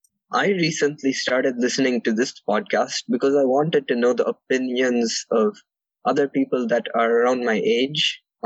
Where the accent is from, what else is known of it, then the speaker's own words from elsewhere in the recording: North Carolina, United States; I'm 14 years old and I'm from North Carolina in the United States.